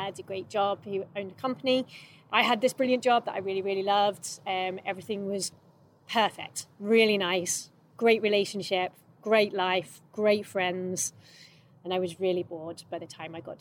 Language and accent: English; London, United Kingdom; moved away; I'm from London, basically from London